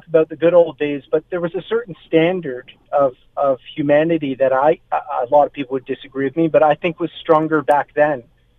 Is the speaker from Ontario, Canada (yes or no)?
yes; Toronto, Ontario, Canada; I was born in Toronto, St. Mike's. And I lived in northwestern Ontario and in Toronto.